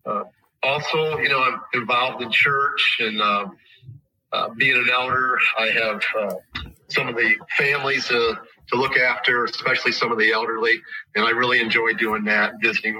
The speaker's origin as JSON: {"language": "English", "town": "Tiffin", "region": "Ohio", "country": "United States", "tie": "born or raised there", "said": "I was born in Tiffin, raised in Tiffin, and I'm still in Tiffin."}